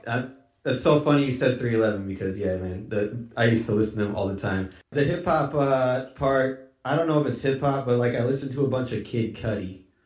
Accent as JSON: {"language": "English", "region": "Iowa", "country": "United States", "moved": "yes", "lives_now": "Northern California, United States", "said": "we come from Iowa originally too"}